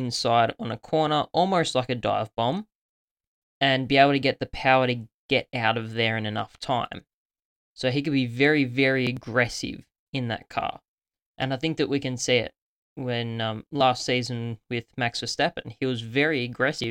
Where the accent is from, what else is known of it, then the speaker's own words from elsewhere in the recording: Australia; being an Australian myself